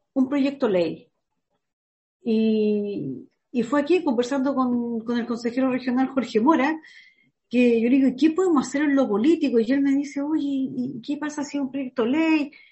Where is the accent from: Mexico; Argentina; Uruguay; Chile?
Chile; nosotros como chilenos